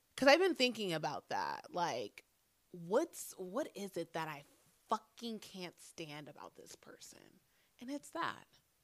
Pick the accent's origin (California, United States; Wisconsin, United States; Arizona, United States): Arizona, United States; Phoenix; I'm a fucking black girl born and raised in Phoenix, Arizona.